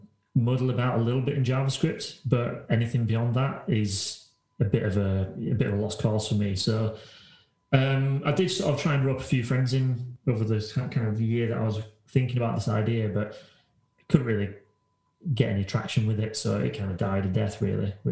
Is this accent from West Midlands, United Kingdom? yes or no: no; Halifax, Yorkshire and the Humber, United Kingdom; I was walking around my hometown, which is Halifax, if people don't know, and it's an old town